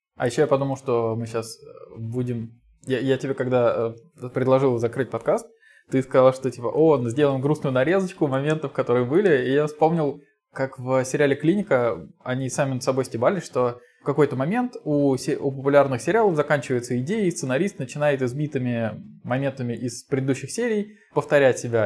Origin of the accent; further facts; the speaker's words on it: Volgograd, Volgograd Oblast, Russia; я из Волгограда